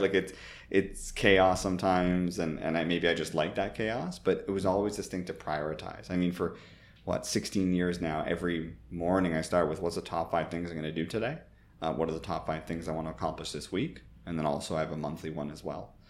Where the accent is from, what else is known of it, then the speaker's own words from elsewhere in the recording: Toronto, Ontario, Canada; moved away as an adult; also born or lived in San Francisco / United Kingdom; my parents were born in Italy, but I grew up in Toronto, literally not too far from Jane and Finch